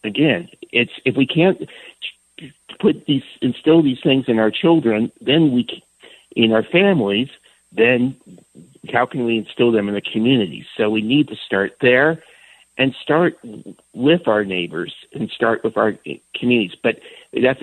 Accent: San Francisco, California, United States; I grew up in San Francisco in the 1960s and 70s

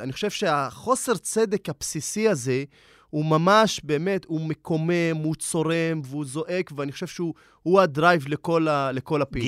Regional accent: Nazareth, Northern District, Israel; moved away as an adult; also born or lived in Jerusalem; אני במקור מנצרת, עליתי לעיר הקודש מאחת לשנייה, עליתי לעיר הקודש אה, ירושלים ללמוד אה, משפטים

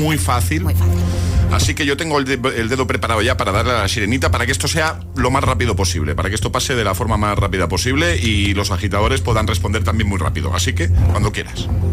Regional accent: Barcelona, Catalonia, Spain; Y yo soy de Barcelona

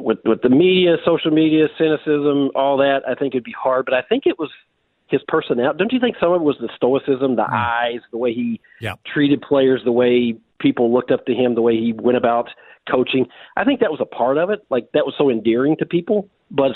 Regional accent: Tennessee, United States; moved away as an adult; now in Minnesota, United States; I grew up in Tennessee.

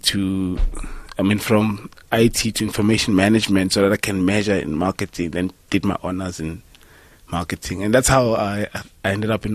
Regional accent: Dennilton, Limpopo, South Africa; also born or lived in Pretoria; now in Johannesburg, South Africa; Then I spent my childhood in Denalton before coming to Joburg

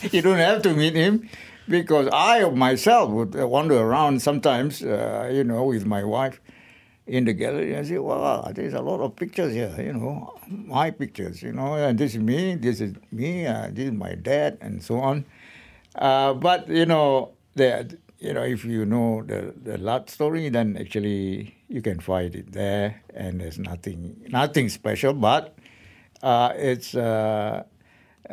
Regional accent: Perak, Malaysia; to my home state, because I am from Perak

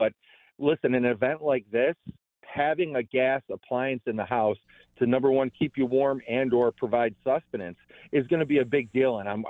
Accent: Lackawanna, New York, United States; I remember the ice storm of the spring of 76 and the blizzard of 77. Gas appliances growing up in Lackawanna were our lifeline.

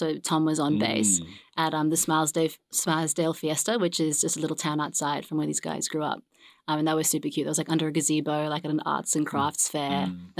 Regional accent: South Africa; now in Australia; I'm originally from South Africa. So that's been a fun journey coming on this way over the seas.

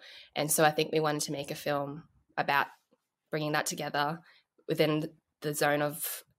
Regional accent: Australia; growing up in Australia, and I guess the fact that, you know, Mary's Vietnamese and I'm Chinese

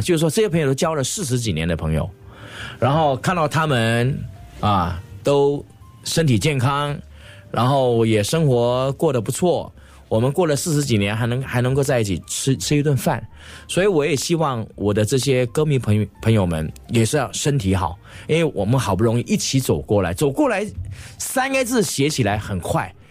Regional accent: Singapore; accent: Singaporean Mandarin; moved away as an adult; also born or lived in Taiwan; 我是新加坡的歌手，不管在这个语言方面，就是我们的，我们的口条，我们讲这个，这个华语的腔调，都跟台湾有一些不一样

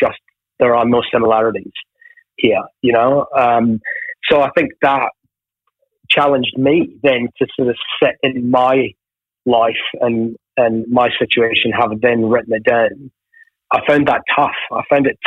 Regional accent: Ayr, Scotland, United Kingdom; born or raised there; also born or lived in Glasgow

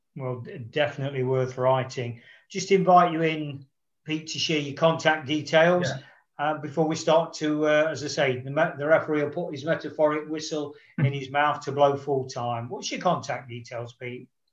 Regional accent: Nottingham, East Midlands, United Kingdom; my hometown club in the third round of the FA Cup, Nottingham Forest

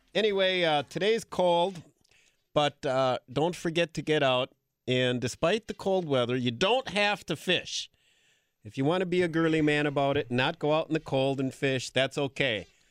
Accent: Green Bay, Wisconsin, United States; moved away; I grew up in Green Bay

